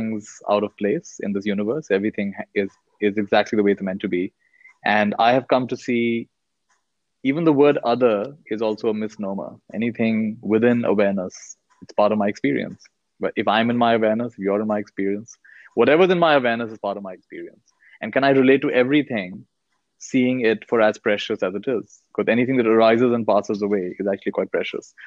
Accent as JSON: {"language": "English", "country": "India", "tie": "born or raised there", "also_born_or_lived": "United States", "said": "I was born in the US. I've grown up in India"}